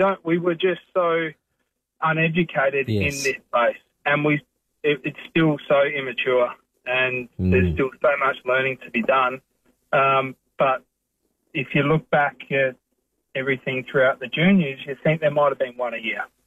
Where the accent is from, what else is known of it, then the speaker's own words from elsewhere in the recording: South Australia, Australia; moved away as an adult; growing up in South Australia